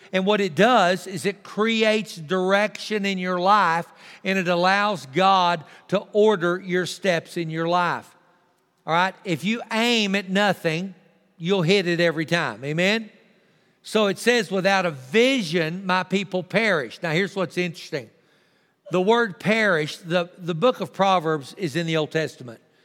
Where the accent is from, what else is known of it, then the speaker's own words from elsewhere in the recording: Texas, United States; also born or lived in Tulia, Texas; I'm thankful that I'm a Texan.